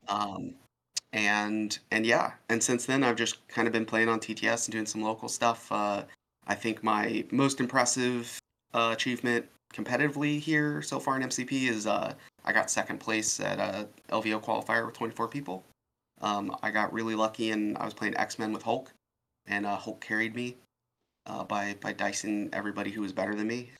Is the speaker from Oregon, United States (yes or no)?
yes; Oregon, United States; I'm from Oregon